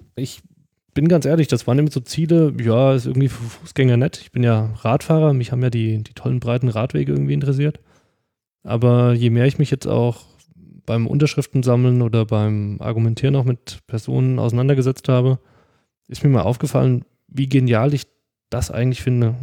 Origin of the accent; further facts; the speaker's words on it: Giessen, Hesse, Germany; also born or lived in Pohlheim; now in Darmstadt, Germany; meiner alten Heimat